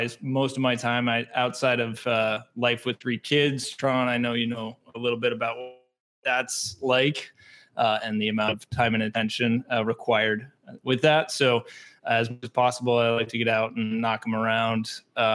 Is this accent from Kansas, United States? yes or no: no; North Texas, United States; moved away as an adult; also born or lived in Wisconsin; now in Milwaukee, United States; Growing up in North Texas, there's not really specialty coffee